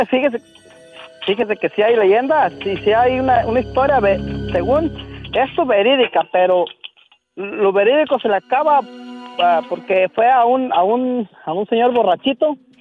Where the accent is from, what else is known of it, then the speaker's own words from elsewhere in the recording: Michoacán, Mexico; moved away; en Michoacán, donde yo nací